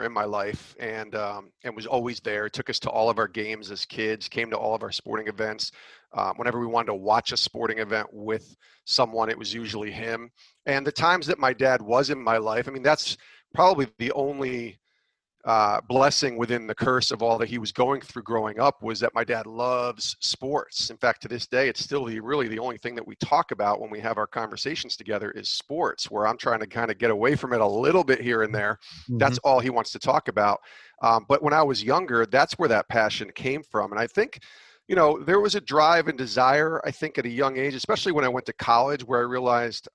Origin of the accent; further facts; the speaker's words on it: Ravena, New York, United States; I grew up in Albany, New York, a little town about 12 miles south of the capital of New York State called Ravenna